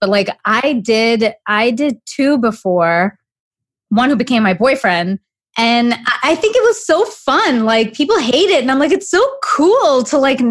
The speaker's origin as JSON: {"language": "English", "country": "Canada", "moved": "yes", "said": "somebody from Canada like me"}